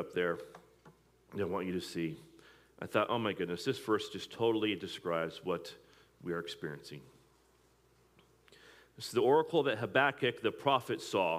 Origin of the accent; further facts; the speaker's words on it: Midwest, United States; moved away as an adult; also born or lived in East Coast; I was in the Midwest, I was from the Midwest.